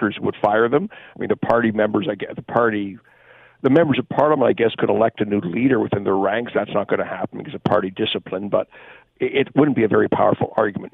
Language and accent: English; Hamilton, Ontario, Canada; I'm a Hamilton boy. I grew up in Hamilton, went to Westdale